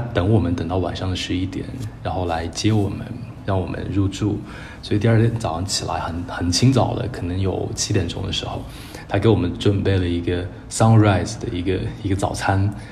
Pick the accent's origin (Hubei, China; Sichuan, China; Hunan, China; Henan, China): Sichuan, China; Chengdu; 我小时候在，在那个川大的老校区里面长大